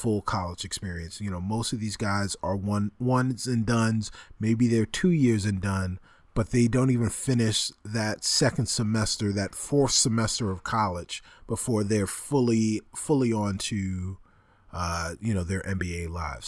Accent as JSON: {"language": "English", "town": "Roosevelt", "region": "New York", "country": "United States", "tie": "born or raised there", "said": "Doctor J is from my hometown"}